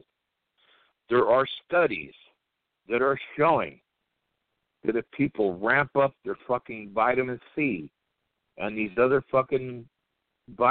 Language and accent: English; United States; I'm American